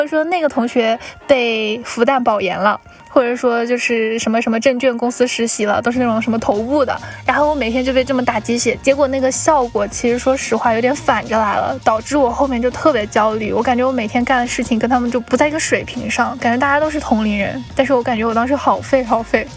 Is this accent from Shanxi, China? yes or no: no; Lanzhou, Gansu, China; 我是兰州的